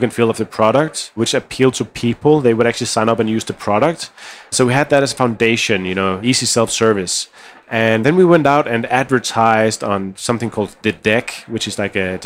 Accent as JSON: {"language": "English", "country": "Denmark", "said": "we come from Denmark where design aesthetics is a big part of how we think about things"}